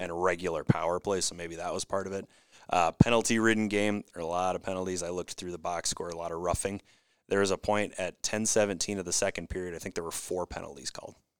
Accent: Saint Paul, Minnesota, United States; also born or lived in Roseville, Minnesota; I was actually from Saint

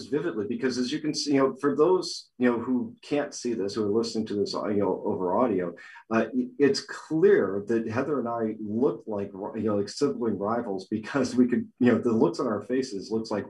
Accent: Boston, Massachusetts, United States; moved away; I'm coming to you virtually from my hometown, Boston, where I eventually will find my way back to, as all good Bostonians do.

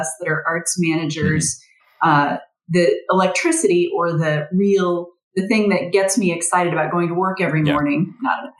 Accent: Lincoln, Nebraska, United States; moved away as an adult; also born or lived in Kansas; now in St. Paul, United States; an ad agency in my hometown of Lincoln, Nebraska

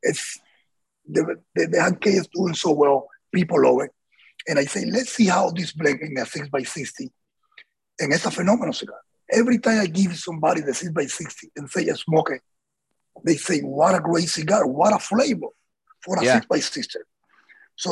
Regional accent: Havana, Cuba; moved away; I came from Havana, Cuba

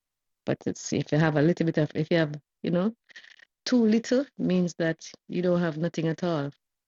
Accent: Jamaica; now in Miami, United States; I'm in Miami. I'm from Jamaica, but I live in Miami.

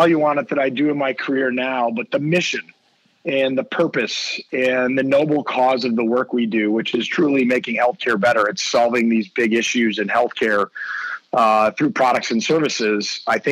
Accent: Green Bay, Wisconsin, United States; moved away as an adult; also born or lived in Kalamazoo, Michigan; I grew up in Green Bay, Wisconsin

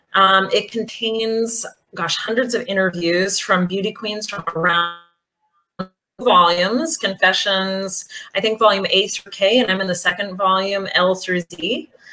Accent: Bath, Maine, United States; moved away as an adult; now in Belgrade, Serbia; born and raised um, in a small town in Maine, uh, Bath, Maine

